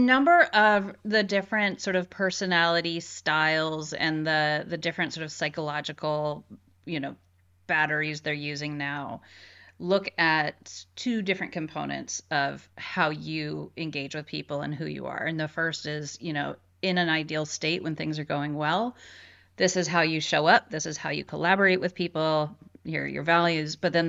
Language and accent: English; San Francisco, California, United States; I am from California. San Francisco, to be precise. And so very different climate growing up and different attitude towards the armed services.